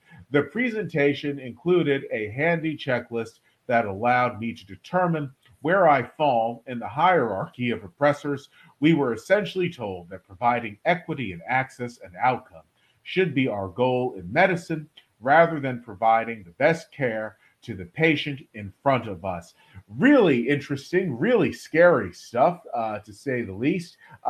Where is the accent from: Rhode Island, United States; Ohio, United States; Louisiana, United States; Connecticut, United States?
Louisiana, United States; I'm from Louisiana, so I know racism when I see it. I grew up surrounded by it